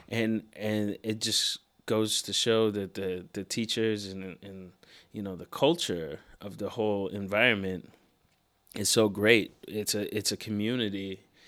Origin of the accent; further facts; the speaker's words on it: Seattle, Washington, United States; moved away as an adult; now in New York, United States; Born and raised in Seattle. Lived there until I was about eighteen. And then I moved